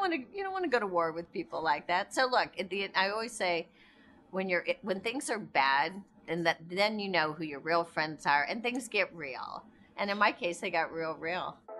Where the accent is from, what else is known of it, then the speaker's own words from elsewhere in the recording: Indiana, United States; We grew up in Indiana, I'm outdoors all the time